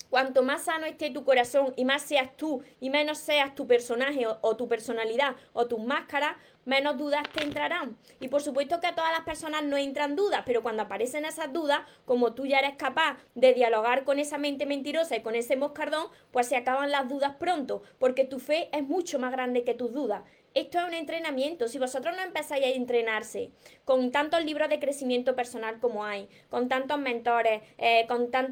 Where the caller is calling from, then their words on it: Uruguay; …, por aquí … soy de Uruguay.